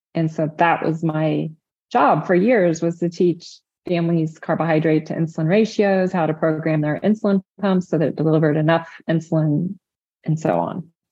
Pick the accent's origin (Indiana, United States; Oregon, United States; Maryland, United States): Indiana, United States; I'm from the Hoosier State, Indiana